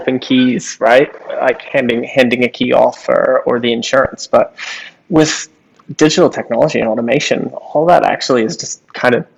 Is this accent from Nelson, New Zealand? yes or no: yes; Nelson, New Zealand; moved away as an adult; now in Wellington, New Zealand; I grew up in Nelson